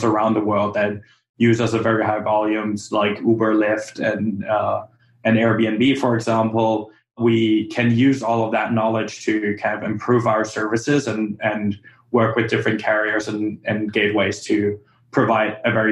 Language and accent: English; Germany; now in United States; I come from Germany